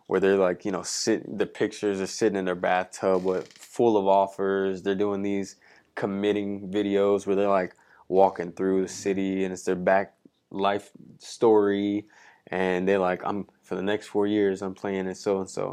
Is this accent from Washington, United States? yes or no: no; California, United States; moved away as an adult; now in Minneapolis, United States; I'm from California